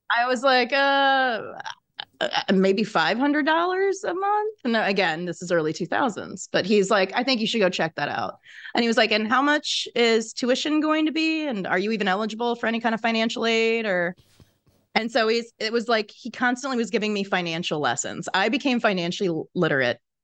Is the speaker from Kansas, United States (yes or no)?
yes; Kansas, United States; moved away as an adult; now in Chicago, United States; I had moved to Chicago from my home state of Kansas